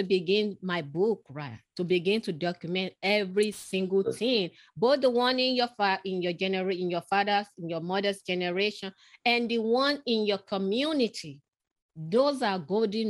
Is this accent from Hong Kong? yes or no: no; Lagos, Nigeria; moved away; I grew up in Africa